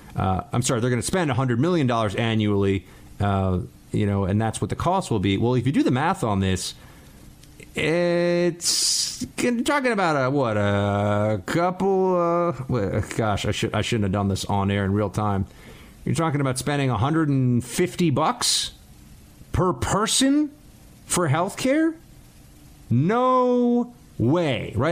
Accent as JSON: {"language": "English", "town": "New York City", "region": "New York", "country": "United States", "tie": "born or raised there", "moved": "yes", "said": "my hometown"}